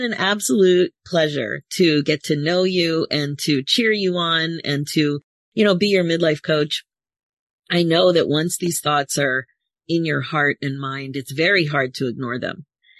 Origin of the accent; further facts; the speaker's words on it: Philadelphia, Pennsylvania, United States; now in Toronto, Canada; It was a mummer strut because I'm from Philadelphia.